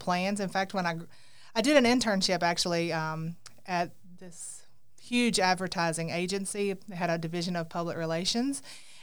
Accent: Grenada, Mississippi, United States; accent: twang; now in Savannah, Missouri, United States; I'm a native of Mississippi

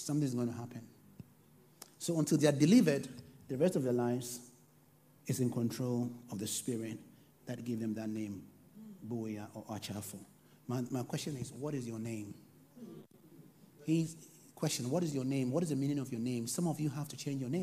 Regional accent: Ghana; I come from Ghana

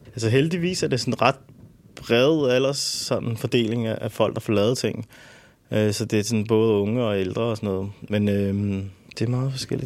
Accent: Albertslund, Capital Region of Denmark, Denmark; jeg er født og opvokset i Alberslund

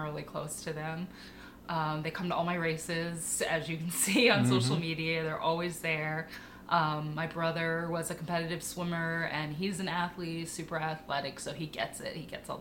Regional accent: Northern New Jersey, United States; born or raised there; moved away as an adult; also born or lived in New York City, New York

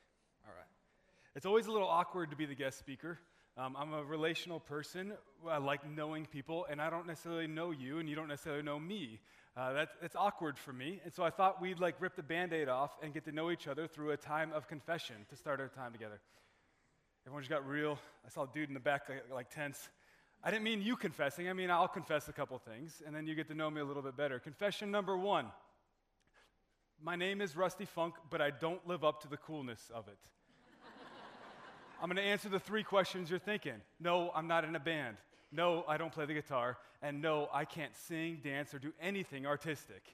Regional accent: Arizona, United States; moved away as an adult; I was born and raised in Arizona

